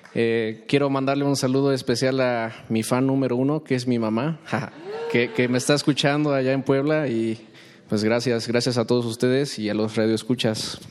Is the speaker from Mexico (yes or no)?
no; Brazil; Spanish is a second language; Yo soy de Brasil y soy bajista